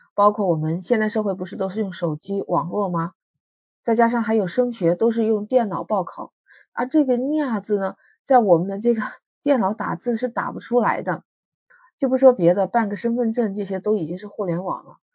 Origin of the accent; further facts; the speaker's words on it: Guangdong, China; 我们广东话